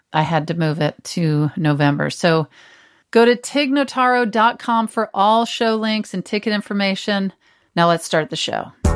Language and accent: English; Texas, United States; moved away; I grew up part of the time in Texas